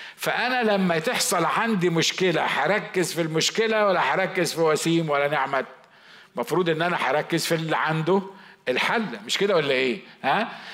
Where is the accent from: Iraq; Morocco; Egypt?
Egypt; Upper Egypt; moved away; انا صعيدي